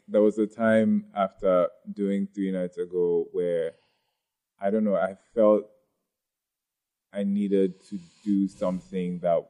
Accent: Ghana; wait, I'm still very much Ghanaian with whatever story I choose to tell.

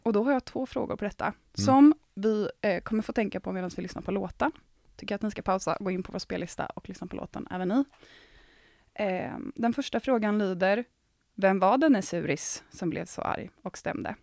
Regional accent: Gothenburg, Västra Götaland, Sweden; Jag är från typ Göteborg

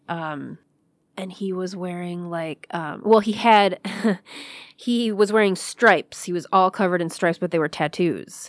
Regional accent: Clawson, Michigan, United States; I grew up in Clausen

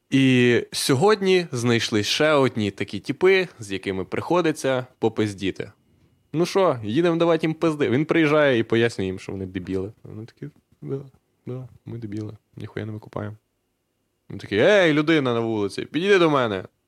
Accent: Husiatyn, Ternopil Oblast, Ukraine; Я з Гусятина

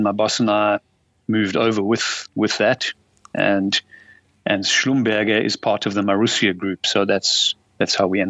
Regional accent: Durban, KwaZulu-Natal, South Africa; moved away as an adult; now in Salzburg, Austria; I'm from Durban originally, and then I moved over here when I was 21 in 1989.

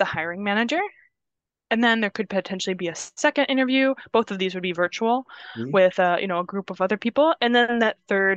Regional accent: Indiana, United States; moved away as an adult; also born or lived in Minnesota; now in Wisconsin, United States; I was in Minnesota for several years, as I said, doing school, but I'm originally from Indiana, where I moved back to after school. So relocated here to Wisconsin from there

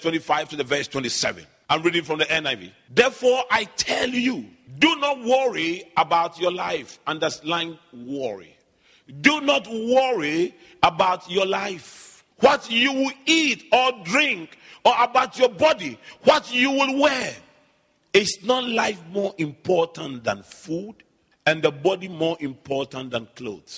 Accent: Accra, Greater Accra, Ghana; I grew up in Adabraka, so all my childhood memories are there.

